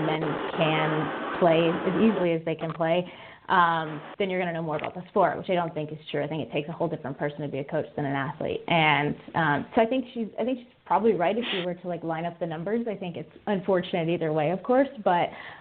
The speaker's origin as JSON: {"language": "English", "region": "Michigan", "country": "United States", "tie": "born or raised there", "said": "I grew up in Michigan"}